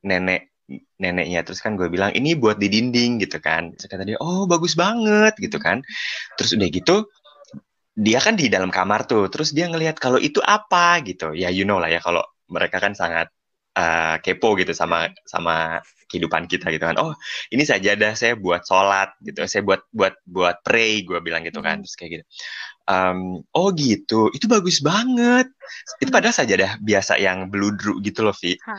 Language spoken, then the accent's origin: Indonesian; Jakarta, Indonesia; moved away as an adult; now in Colombia; gue aja yang lahir di Jakarta